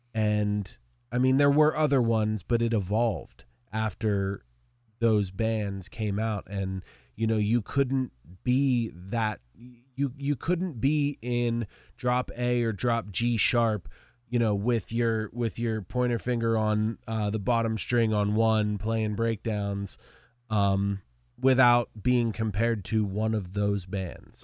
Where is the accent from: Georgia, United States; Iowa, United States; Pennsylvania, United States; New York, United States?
Pennsylvania, United States; Altoona; I'm from Altoona